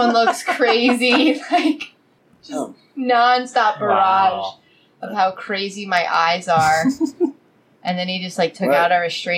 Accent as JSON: {"language": "English", "region": "New York", "country": "United States", "said": "I'm from New York and I don't dog walk, I scale it back."}